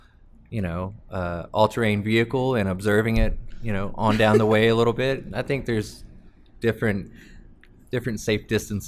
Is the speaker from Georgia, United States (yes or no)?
yes; Canton, Georgia, United States; also born or lived in Woodstock, Georgia; I am originally from Woodstock, but I've lived in Canton for probably 25 of the 32 years I've been on Earth.